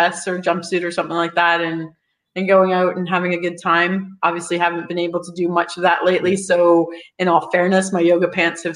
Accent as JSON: {"language": "English", "country": "Canada", "said": "I'm Canadian."}